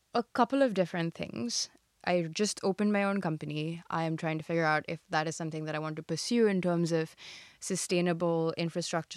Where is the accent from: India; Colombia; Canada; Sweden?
India; moved away as an adult; also born or lived in United States / China; I was born and raised in India, and above everything else, I'm Indian